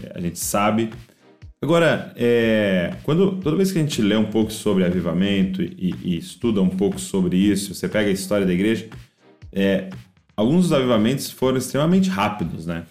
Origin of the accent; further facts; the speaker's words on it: Brazil; nós, como brasileiros